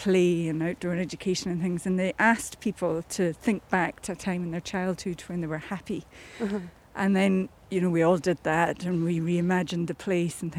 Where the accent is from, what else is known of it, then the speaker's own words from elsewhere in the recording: Ullapool, Scotland, United Kingdom; now in Edinburgh, United Kingdom; I grew up in Ullapool